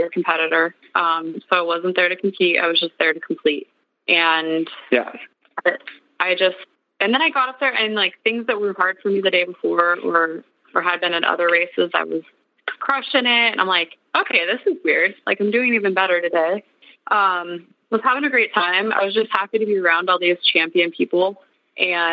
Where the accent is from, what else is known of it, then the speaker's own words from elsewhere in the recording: Montana, United States; I'm from Montana.